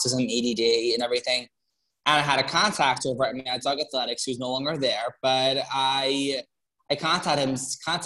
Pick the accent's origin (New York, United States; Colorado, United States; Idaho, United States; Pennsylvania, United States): New York, United States; Long Island; moved away as an adult; now in Bronx, United States; I'm originally from Long Island, but I'm living in the Bronx now for school.